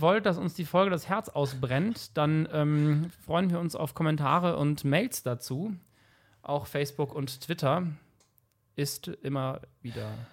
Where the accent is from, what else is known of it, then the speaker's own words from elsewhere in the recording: 40-50 km from Cologne, North Rhine-Westphalia, Germany; Ich war nicht in Köln in der Schule, 40, 50 Kilometer weit weg